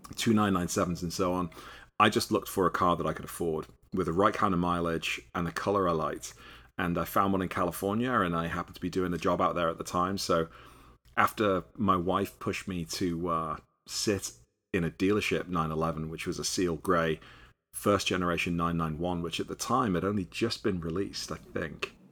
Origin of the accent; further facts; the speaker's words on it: Liverpool, North West England, United Kingdom; moved away as an adult; also born or lived in New York City; now in United States; I'm from Liverpool, England originally.